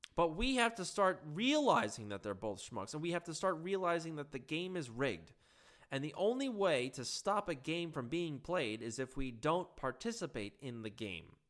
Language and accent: English; Long Island, New York, United States; I'm from Long Island.